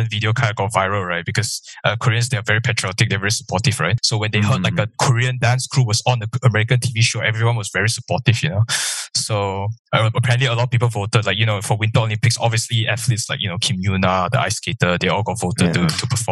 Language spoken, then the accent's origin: English; Malaysia; I'm Malaysian